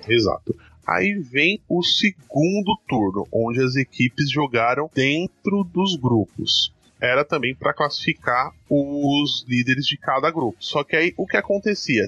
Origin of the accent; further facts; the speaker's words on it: São Paulo, Brazil; tanto eu quanto o Fernandão somos daqui de São Paulo